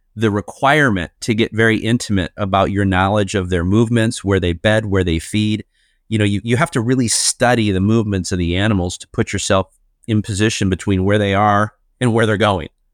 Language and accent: English; Chicago, Illinois, United States; I grew up in Chicago, Illinois